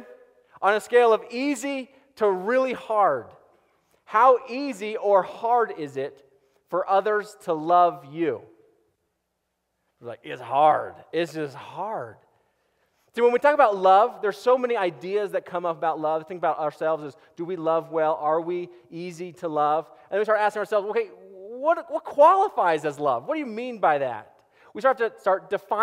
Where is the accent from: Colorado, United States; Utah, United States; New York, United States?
Colorado, United States; Boulder; also born or lived in Erie, Colorado; I was born and raised in Boulder.